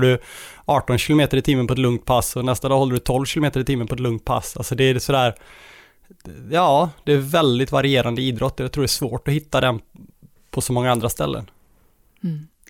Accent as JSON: {"language": "Swedish", "town": "Borås", "region": "Västra Götaland", "country": "Sweden", "said": "jag är från Borås"}